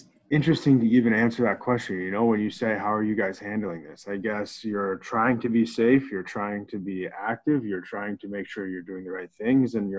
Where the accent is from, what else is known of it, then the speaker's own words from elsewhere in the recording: Plymouth, Minnesota, United States; moved away as an adult; from Plymouth, Minnesota. I grew up in Minnesota, got fortunate enough to play high school hockey in Minnesota